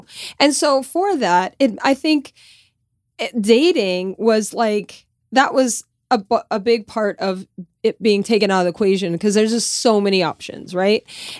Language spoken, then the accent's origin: English; Louisiana, United States; Growing up in Louisiana, dates are kind of like made for you.